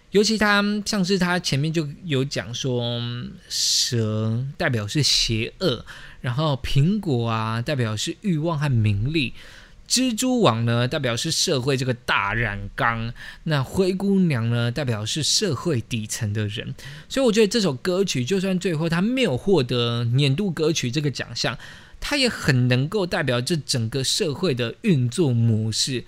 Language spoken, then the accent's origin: Chinese; Taiwan; 我们就是土生土长台湾人